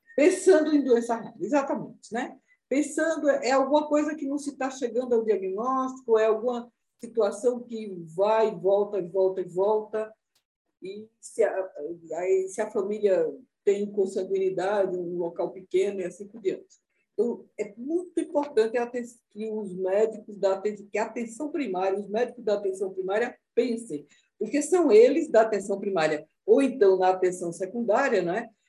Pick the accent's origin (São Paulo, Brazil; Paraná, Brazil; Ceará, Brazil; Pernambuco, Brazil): Pernambuco, Brazil; Recife; Recife, de onde eu nasci